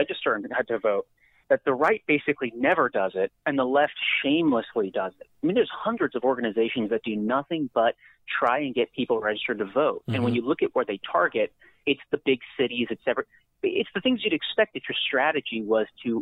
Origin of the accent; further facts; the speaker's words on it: California, United States; California, my home state